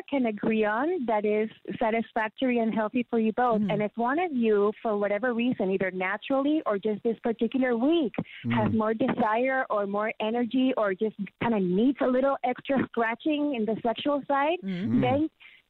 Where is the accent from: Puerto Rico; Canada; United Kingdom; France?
Puerto Rico; San Juan; moved away; I am in San Juan, Puerto Rico, in my hometown. I'm back home, finally.